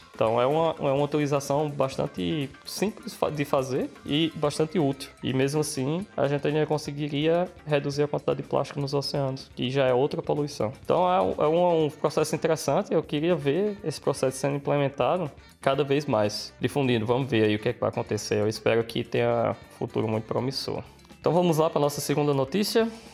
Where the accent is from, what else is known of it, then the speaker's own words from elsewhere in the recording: Brazil; now in Australia; da minha terra